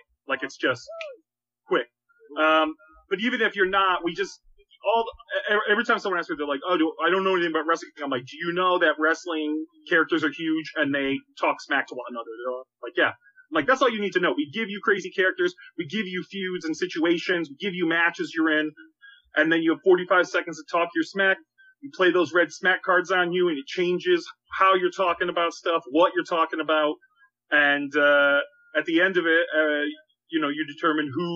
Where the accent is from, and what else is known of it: Boston, Massachusetts, United States; now in Chicago, United States